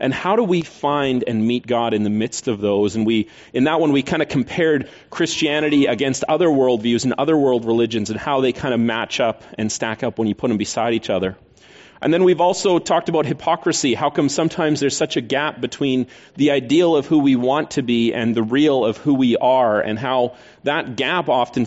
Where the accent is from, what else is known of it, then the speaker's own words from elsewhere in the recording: Canada; We're Canadian